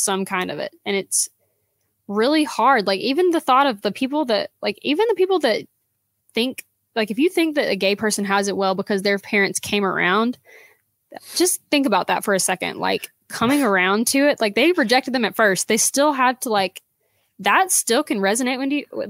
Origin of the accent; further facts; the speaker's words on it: South Georgia, United States; now in Dahlonega, United States; I was from South Georgia, which was, gosh, awful. But I moved up here because this was like still in Georgia